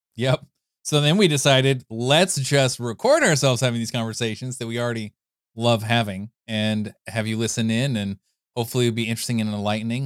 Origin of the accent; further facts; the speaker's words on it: California, United States; I grew up in California